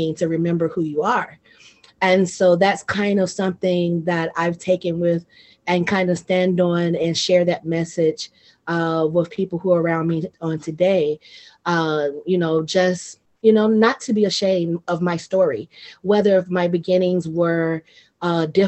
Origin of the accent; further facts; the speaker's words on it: Mississippi, United States; moved away as an adult; also born or lived in Atlanta; now in Japan; Mississippi was home. So, you know, I grew up loving family